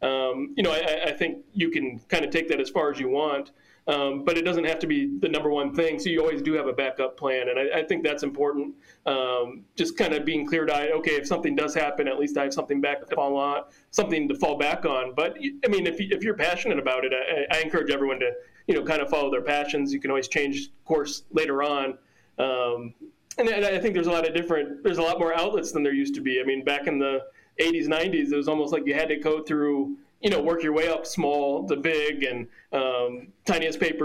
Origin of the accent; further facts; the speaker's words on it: Minnesota, United States; I grew up in Minnesota